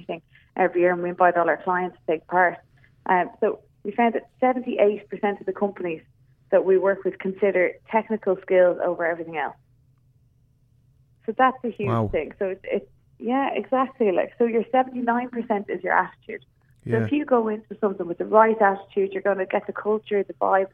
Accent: Ireland; now in Canada; we're Irish

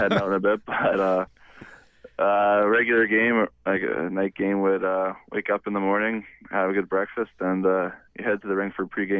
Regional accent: Mississauga, Ontario, Canada; obviously I'm from Mississauga. My dad's from Tipperary, but we grew up here

